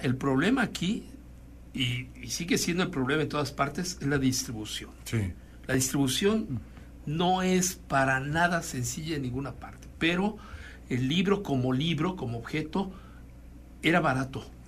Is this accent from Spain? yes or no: no; Puebla, Mexico; now in Guanajuato, Mexico; mi familia es oriunda de Chiapas, yo no, yo soy de Puebla